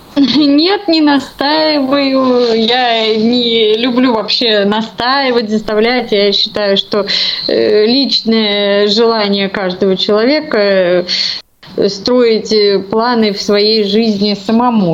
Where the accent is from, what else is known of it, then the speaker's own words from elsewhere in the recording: Saint Petersburg, Russia; Я коренная ленинградка